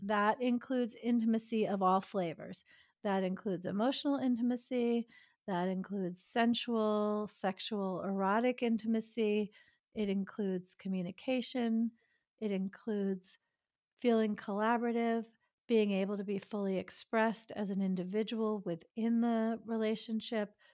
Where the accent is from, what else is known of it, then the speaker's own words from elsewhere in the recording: suburb of New York City, United States; also born or lived in Greenwich Village, Manhattan / Europe / Maryland / Massachusetts; now in Solano County, California, United States; I was born in Greenwich Village in Manhattan, and I did most of my growing up in a suburb of New York City